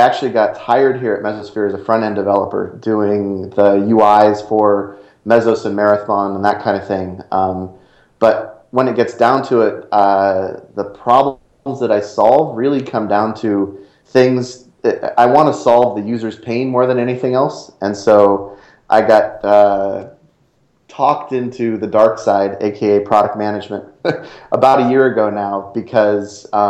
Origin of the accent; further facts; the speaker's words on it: San Jose, California, United States; also born or lived in Idaho; I grew up down in San Jose